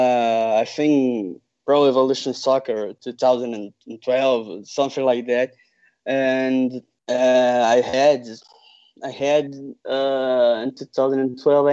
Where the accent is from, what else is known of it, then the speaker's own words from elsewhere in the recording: Rio de Janeiro, Brazil; I'm from Rio de Janeiro